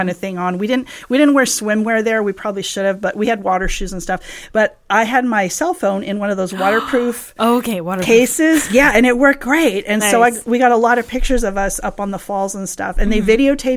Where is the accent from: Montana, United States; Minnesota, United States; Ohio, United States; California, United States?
California, United States; Southern; I grew up here in SoCal